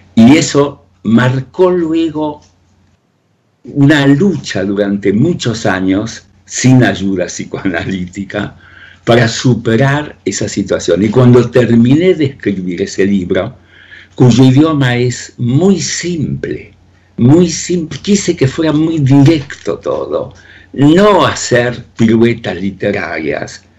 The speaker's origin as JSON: {"language": "Spanish", "town": "Río Ceballos", "region": "Córdoba", "country": "Argentina", "tie": "born or raised there", "also_born_or_lived": "Soviet Union / France / Spain", "moved": "as an adult", "said": "desde mi adolescencia, vividas allí en Río Ceballos"}